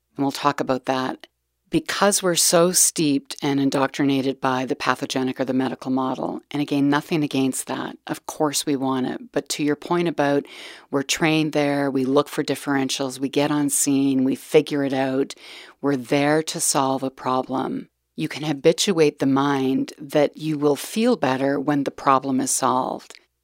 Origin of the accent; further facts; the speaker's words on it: Calgary, Alberta, Canada; I was born in Calgary, Alberta, back in nineteen sixty-two.